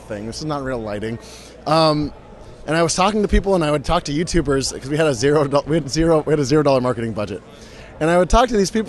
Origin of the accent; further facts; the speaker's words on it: United States; I'm the American